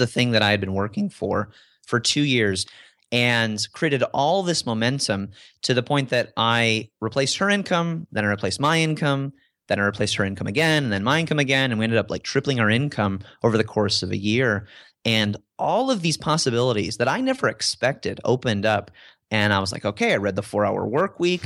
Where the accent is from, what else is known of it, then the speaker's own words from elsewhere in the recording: DeKalb, Illinois, United States; moved away; I grew up in Illinois and, and, and from the Midwest